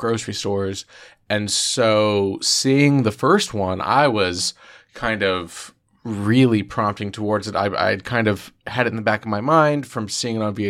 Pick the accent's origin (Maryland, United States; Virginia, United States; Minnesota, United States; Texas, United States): Texas, United States; Dallas; I grew up in Dallas, Texas